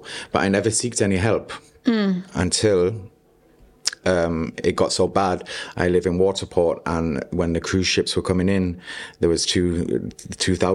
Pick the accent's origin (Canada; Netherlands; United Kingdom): United Kingdom; York, Yorkshire and the Humber; moved away as an adult; also born or lived in Spain; now in Gibraltar; I was born in York, in England, the north of England, in North Yorkshire. And I went to school there, both primary and secondary